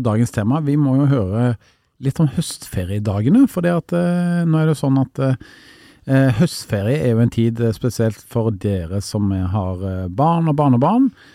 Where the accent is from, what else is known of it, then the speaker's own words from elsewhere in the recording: Karmøy, Rogaland, Norway; moved away; jeg kommer jo opprinnelig fra Karmøyna, altså ikke så langt fra Haugesund